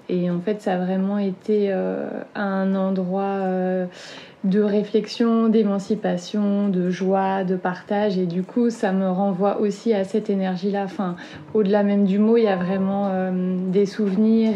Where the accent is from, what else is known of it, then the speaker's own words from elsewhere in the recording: Sarthe, Pays de la Loire, France; moved away; also born or lived in Nantes; j'ai grandi en Sarthe